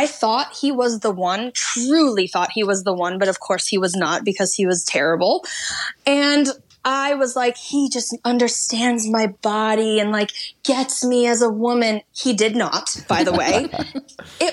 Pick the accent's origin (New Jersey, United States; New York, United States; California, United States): New York, United States; born or raised there; moved away as an adult; now in Los Angeles, United States